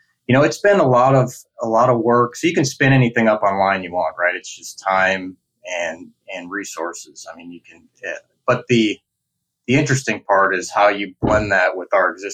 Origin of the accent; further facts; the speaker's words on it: Green Bay, Wisconsin, United States; also born or lived in Minnesota; I grew up in the Midwest. I grew up in Green Bay, went to school in Minnesota